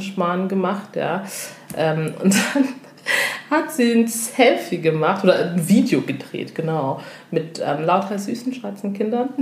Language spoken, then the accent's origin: German; Germany; wir als afrodeutsche Frauen